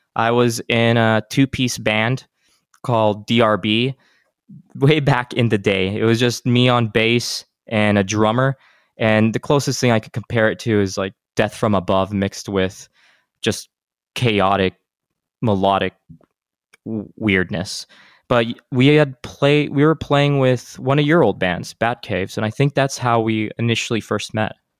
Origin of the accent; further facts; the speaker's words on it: El Paso, Texas, United States; my hometown of El Paso, Texas